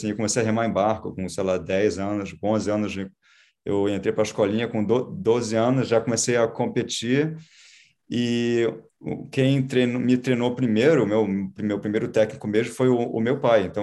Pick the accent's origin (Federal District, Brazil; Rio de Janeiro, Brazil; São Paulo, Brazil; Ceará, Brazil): Rio de Janeiro, Brazil; born or raised there; also born or lived in Florida, United States; now in United States